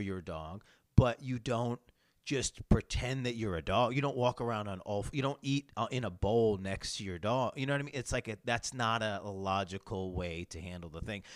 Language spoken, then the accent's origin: English; New York, United States; I come from New York State, where kind of having guns is just um, harder and uh, and and rarer.